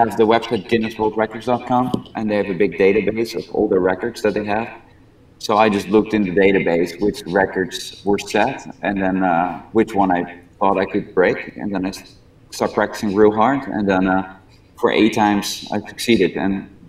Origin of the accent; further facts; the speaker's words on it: Netherlands; also born or lived in Pigeon Forge, Tennessee; now in Ohio, United States; I grew up in the Netherlands.